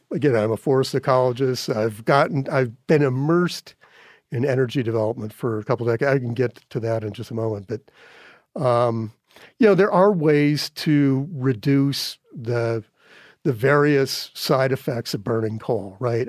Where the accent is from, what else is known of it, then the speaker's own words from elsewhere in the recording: North Dakota, United States; now in Montana, United States; when I was a kid growing up in North Dakota